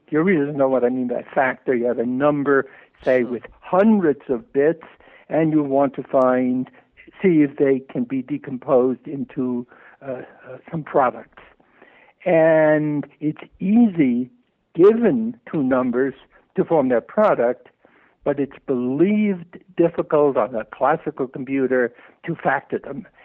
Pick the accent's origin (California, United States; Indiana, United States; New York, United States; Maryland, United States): New York, United States; I grew up in New York